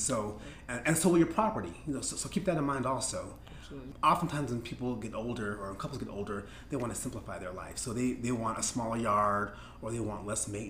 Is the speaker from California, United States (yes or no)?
yes; California, United States; that the real world is not like the neighborhood I grew up in California.